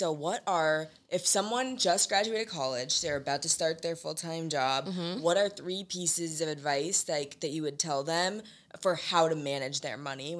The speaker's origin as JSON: {"language": "English", "town": "St. Louis", "region": "Missouri", "country": "United States", "said": "maybe I'm from St. Louis, and it's like"}